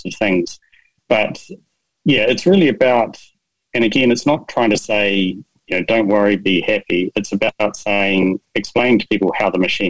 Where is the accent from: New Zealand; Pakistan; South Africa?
New Zealand; I'm from New Zealand